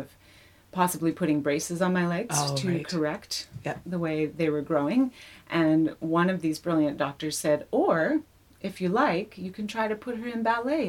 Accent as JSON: {"language": "English", "town": "Melbourne", "region": "Victoria", "country": "Australia", "tie": "born or raised there", "also_born_or_lived": "Vancouver / Los Angeles", "moved": "yes", "said": "I was brought up in Melbourne, Australia."}